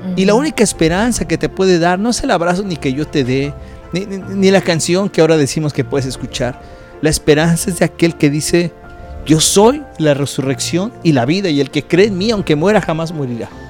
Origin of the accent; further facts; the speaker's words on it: Mexico; moved away; nuestro país donde nosotros nacimos, que es en México